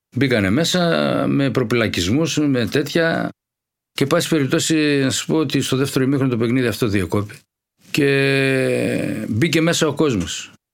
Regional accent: Thessaloniki, Central Macedonia, Greece; Αναληψιώτη, ε, Αριανίδη γειτονιά. Εκεί μεγαλώσαμε.

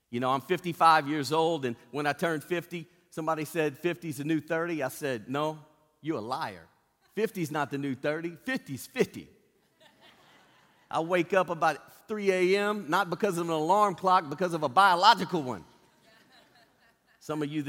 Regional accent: Cajun, Louisiana, United States; Being a Cajun

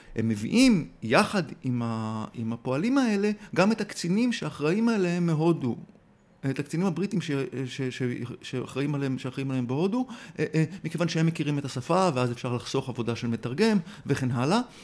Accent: Tel Aviv, Tel Aviv District, Israel; כתל אביבי צעיר

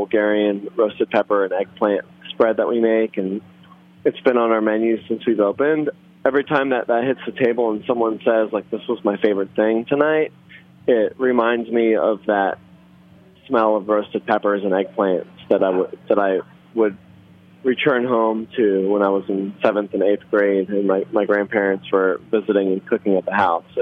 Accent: Philadelphia, Pennsylvania, United States; born or raised there; English is a second language; also born or lived in Israel; now in New Orleans, United States

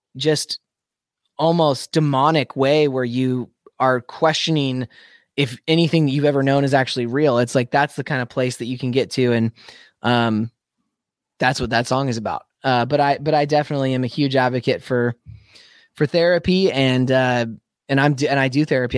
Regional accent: Spokane, Washington, United States; moved away; my hometown where I grew up, Spokane, Washington

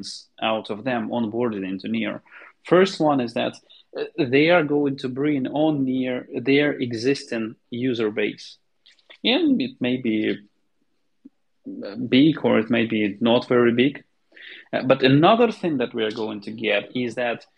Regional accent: Kharkiv, Kharkiv Oblast, Ukraine; I'm from Kharkiv, Ukraine

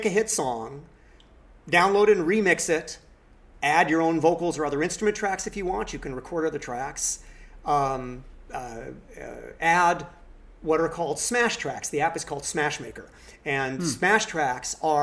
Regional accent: Los Angeles, California, United States; I grew up in Laurel Canyon, and so I actually grew up hearing … sing in the canyon

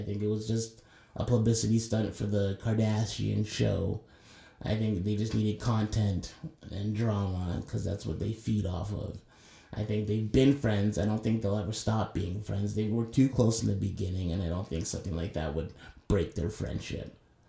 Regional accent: Toronto, Ontario, Canada; I'm from Toronto and I've been a Raptors fan since day one.

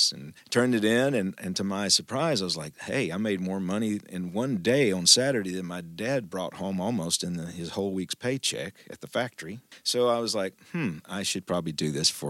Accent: Booneville, Mississippi, United States; I grew up in North Mississippi, born and raised in the Boonville, Mississippi area

